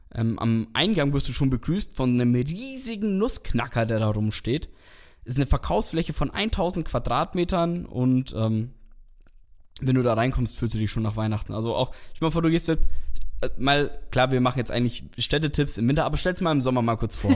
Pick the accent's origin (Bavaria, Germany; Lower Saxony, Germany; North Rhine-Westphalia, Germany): Bavaria, Germany; Nuremberg; ich bin eigentlich auch gebürtiger Nürnberger